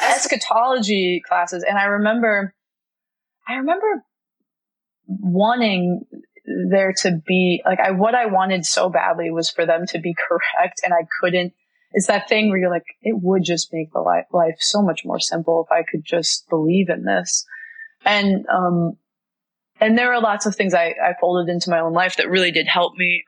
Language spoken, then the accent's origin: English; Florida, United States; now in New York, United States; I grew up in Florida